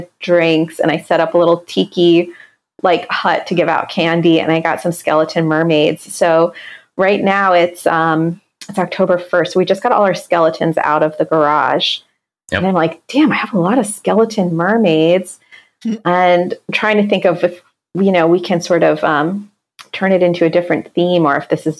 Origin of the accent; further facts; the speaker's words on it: Pennsylvania, United States; my home state or actually Commonwealth